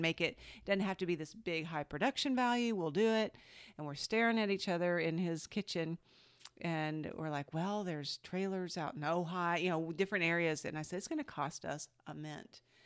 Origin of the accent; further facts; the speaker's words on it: Georgia, United States; moved away as an adult; also born or lived in Los Angeles / Seattle; I grew up in Georgia